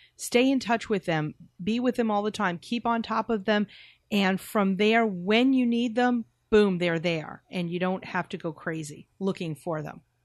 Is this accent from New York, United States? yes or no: yes; New York, United States; we're from New York